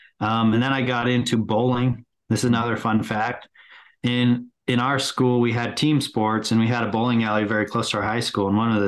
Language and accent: English; California, United States; So growing up in California, I was involved deeply in team sports.